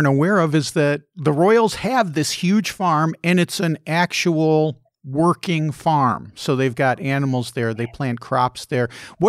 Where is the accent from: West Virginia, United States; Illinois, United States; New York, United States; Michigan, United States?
Illinois, United States; Chicago; accent: Chicago; she pegged my accent as being from Chicago